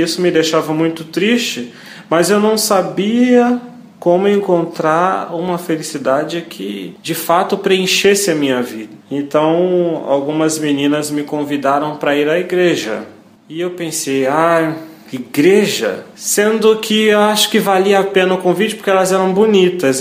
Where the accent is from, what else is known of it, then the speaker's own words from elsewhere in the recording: Niterói, Rio de Janeiro, Brazil; sou natural de Niterói, Rio de Janeiro